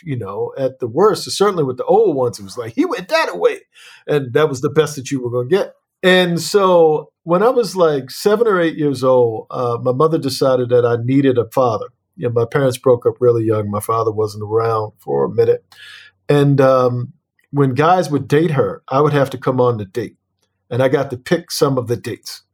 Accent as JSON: {"language": "English", "town": "Annapolis", "region": "Maryland", "country": "United States"}